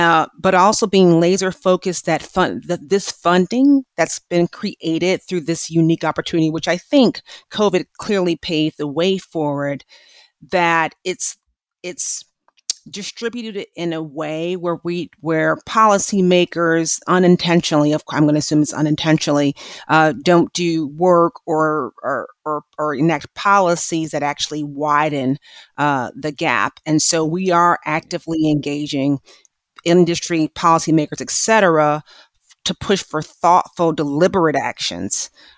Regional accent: Midwest, United States; growing up in the Midwest to a single parent

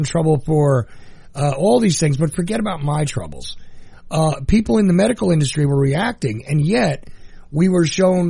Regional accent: United States; also born or lived in New York / New Jersey; now in Macon, Georgia, United States; I grew up in New York, New Jersey

